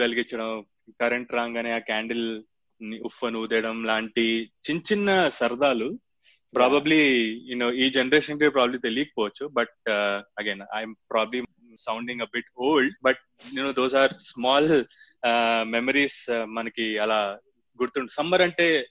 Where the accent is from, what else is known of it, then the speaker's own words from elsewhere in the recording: Hyderabad, Telangana, India; also born or lived in Vijayawada; నేనంటే ఒక four years బయట హైదరాబాద్ నుంచి బయట ఉన్నా కాబట్టి విజయవాడలో